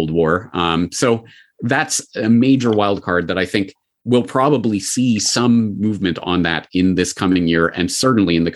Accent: Calgary, Alberta, Canada; my hometown of Calgary

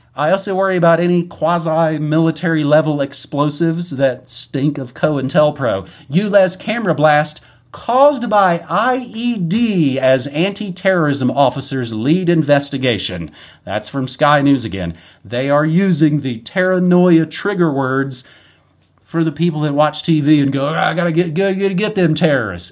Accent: West Virginia, United States; I'm from West Virginia

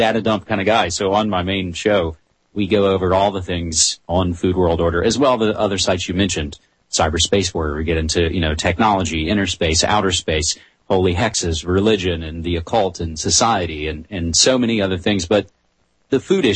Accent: West Virginia, United States; moved away as an adult; now in Portland, United States; I come from a college radio background in my home state of West Virginia, but I've been in Portland, Oregon for over 6 years now

